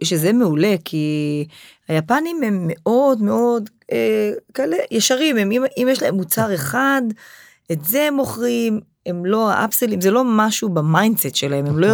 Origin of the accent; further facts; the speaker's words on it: Israel; אנחנו, כישראלים, כעם שורד